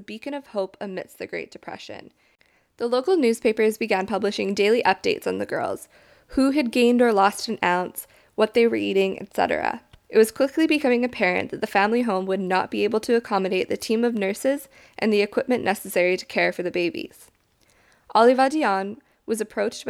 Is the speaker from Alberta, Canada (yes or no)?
yes; Alberta, Canada; moved away; I grew up in Alberta